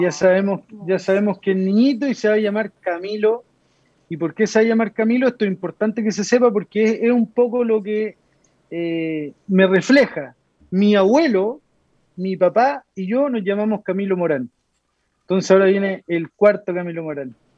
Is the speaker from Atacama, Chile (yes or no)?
no; Lo Prado, Santiago Metropolitan Region, Chile; also born or lived in San Javier, Maule Region; me crié, nací en San Javier, en la comuna de San Javier, que está en la séptima región de Chile. Me crié en Loprado toda mi vida.